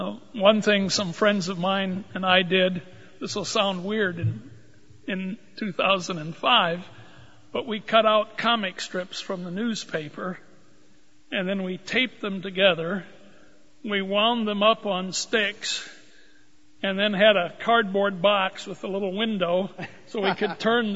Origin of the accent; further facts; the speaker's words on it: Rochester, Minnesota, United States; I grew up in Rochester, Minnesota